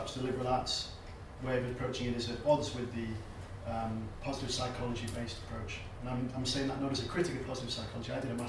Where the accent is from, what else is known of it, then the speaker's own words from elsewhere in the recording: United Kingdom; as British people, most of us, I think, and as Europeans